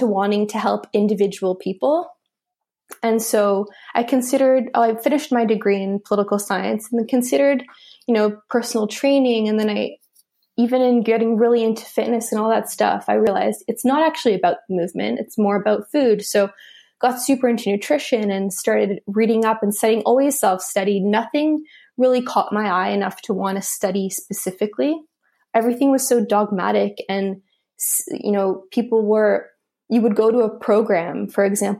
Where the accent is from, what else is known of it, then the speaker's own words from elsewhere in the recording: Canada; I studied at McGill University in Canada. I'm Canadian